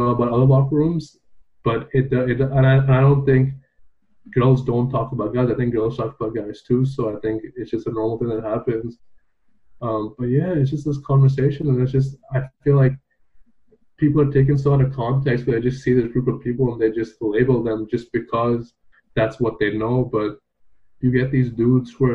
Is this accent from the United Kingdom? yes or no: no; Dubai, United Arab Emirates; moved away as an adult; now in Canada; I grew up in Dubai